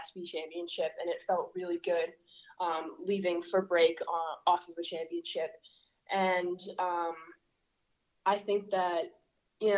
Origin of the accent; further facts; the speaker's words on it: Melrose, Massachusetts, United States; I'm from Melrose, Massachusetts.